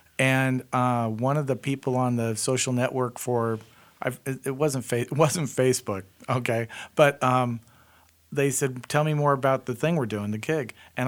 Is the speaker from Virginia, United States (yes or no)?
no; California, United States; I'm a native Californian from way back in the old days in California when the beaches were covered with oil and soaked with DDT.